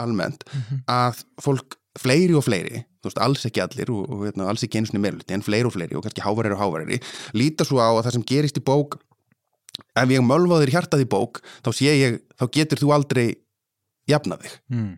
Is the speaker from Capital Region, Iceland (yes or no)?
no; Ísafjörður, Westfjords, Iceland; ég er alveg upp á Ísafjörði